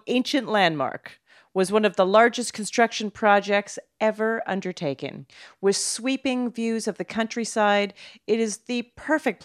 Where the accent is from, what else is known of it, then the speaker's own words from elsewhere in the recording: Calgary, Alberta, Canada; I'm from Calgary, by the way. I grew up in Calgary